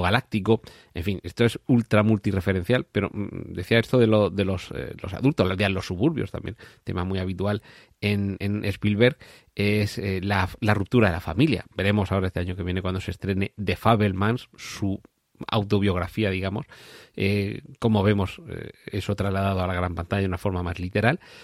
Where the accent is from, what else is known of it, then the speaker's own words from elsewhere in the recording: Region of Murcia, Spain; yo que soy de Murcia